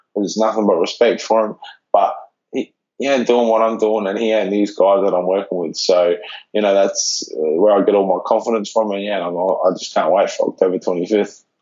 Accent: Adelaide, South Australia, Australia; moved away as an adult; I'm a kid from Adelaide

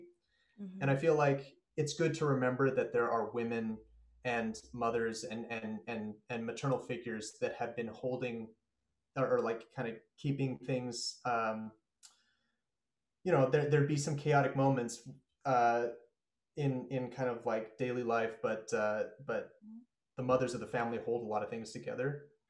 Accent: Pacific Northwest, United States; And like growing up in the Northwest, you know, all my friends growing up are white or like also mixed race Asians

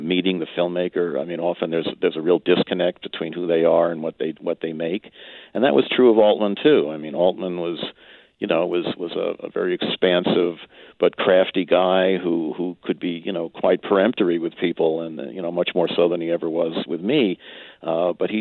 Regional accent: New York, United States; I grew up in New York and in the suburbs

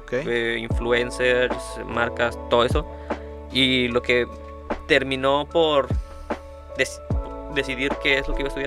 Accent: Mexico; que se vive por lo menos aquí en México, porque somos aquí de México

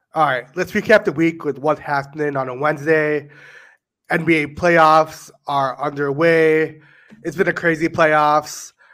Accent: Chicago, Illinois, United States; we're from Chicago

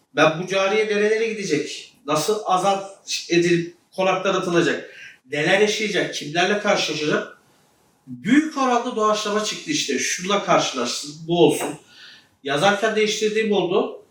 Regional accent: Ceyhan, Adana, Turkey

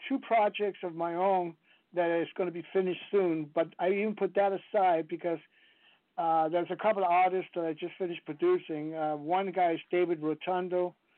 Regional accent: Copenhagen, Capital Region of Denmark, Denmark; English is a second language; moved away as an adult; now in United States; I grew up in Denmark

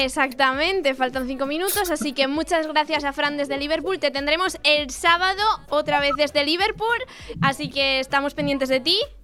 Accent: Asturias, Spain; mi tierra

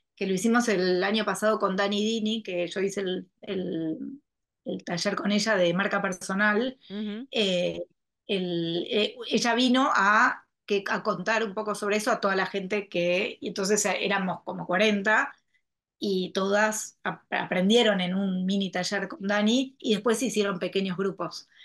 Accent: Argentina; tuve una historia que me fui fuera de la Argentina y elegí volver

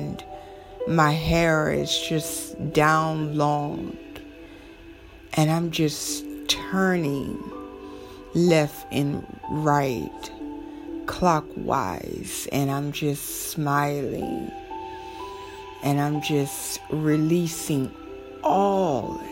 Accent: the South, United States; accent: southern; My southern accent

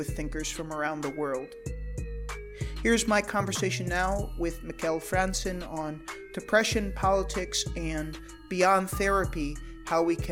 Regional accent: United States; And I'm an American

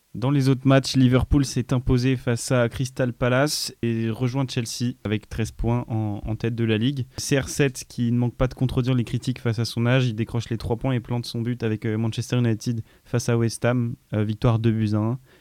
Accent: Grenoble, Auvergne-Rhône-Alpes, France; au Grenoble Foot 38 parce que c'est là d'où je viens

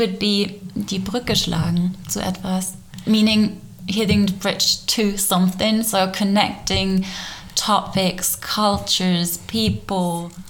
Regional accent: Germany; English is a second language; I grew up in Germany

